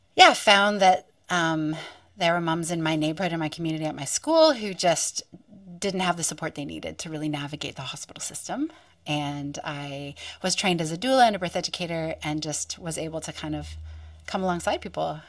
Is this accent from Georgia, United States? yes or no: no; western Pennsylvania, United States; now in Wollongong, Australia; I grew up on Turtle Island and in western Pennsylvania